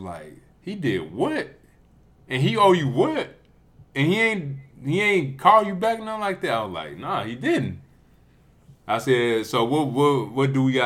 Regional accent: Louisiana, United States; now in Dallas-Fort Worth, United States; We are from Louisiana

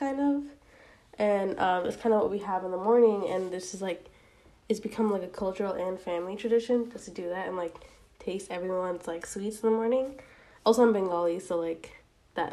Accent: United States; I'm Asian American, specifically South Asian

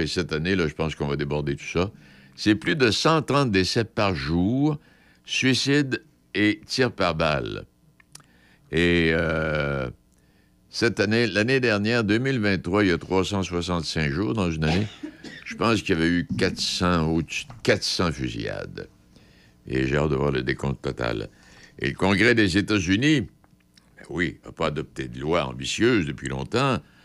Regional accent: Quebec, Canada; chez nous au Québec

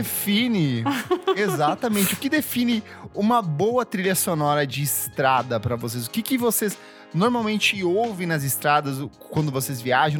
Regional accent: the interior of southern Brazil, South Region, Brazil; eu sou do interior, do sul, né? Eu sou sulista

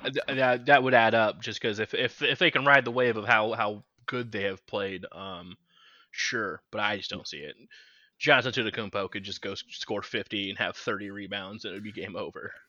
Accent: Kansas City, Missouri, United States; born and raised in Kansas City

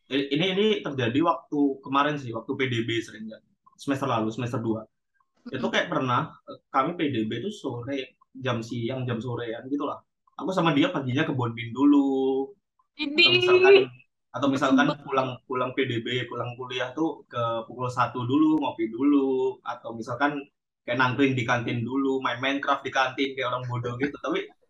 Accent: Sidoarjo, East Java, Indonesia; Aku dari Surabaya Sidoarjo. Ayo adu nasib kita.

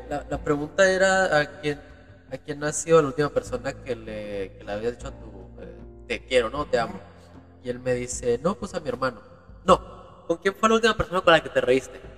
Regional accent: Uruguay; a mi abuelito que lo dejamos en, en, en, Uruguay, ¿no? Venimos de Uruguay

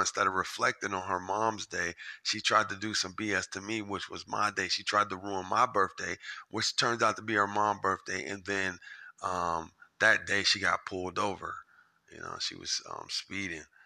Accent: Japan; I was born in Japan

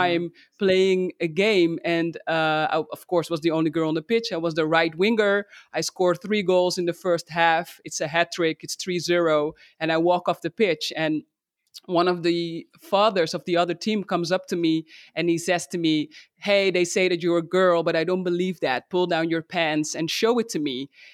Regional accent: Netherlands; my home country, the Netherlands

